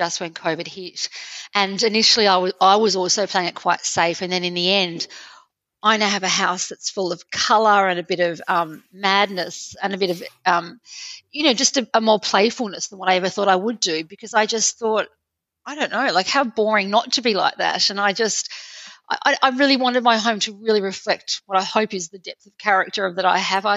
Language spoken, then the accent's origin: English; Australia; moved away as an adult; also born or lived in Paris, France; my husband and I, both being Australian